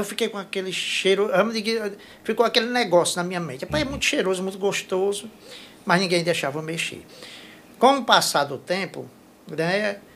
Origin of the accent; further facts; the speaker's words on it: Jaguaretama, Ceará, Brazil; moved away as an adult; also born or lived in Limoeiro do Norte; now in Fortaleza, Brazil; A, a minha região, a região da Jaguaretama, não... Assim, na minha época, eu cheguei, eu saí de Jaguaretama em 86